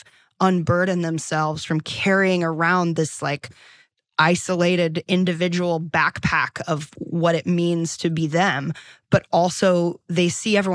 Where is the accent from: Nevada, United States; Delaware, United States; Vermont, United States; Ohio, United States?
Delaware, United States; moved away as an adult; also born or lived in New York; now in Los Angeles, United States; I'm from Delaware